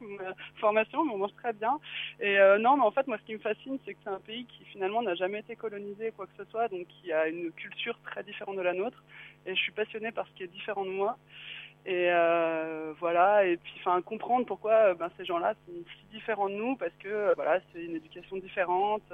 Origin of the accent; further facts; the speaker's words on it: France; moi, je suis française